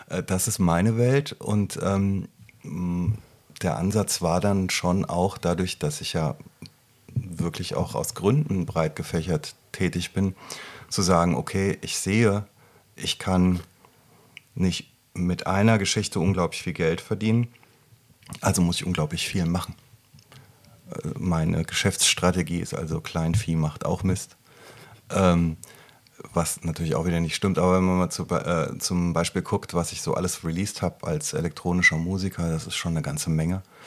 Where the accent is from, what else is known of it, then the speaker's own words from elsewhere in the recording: Rüsselsheim, Hesse, Germany; moved away; in meiner alten Heimat